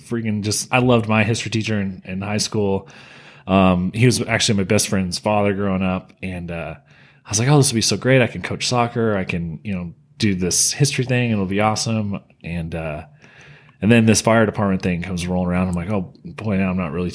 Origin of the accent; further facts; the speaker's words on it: Las Vegas, Nevada, United States; I was born and raised here in Las Vegas, so 31 years.